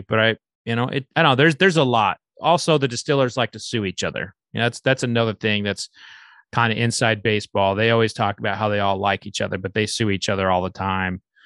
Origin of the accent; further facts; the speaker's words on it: Oklahoma, United States; I'm from Oklahoma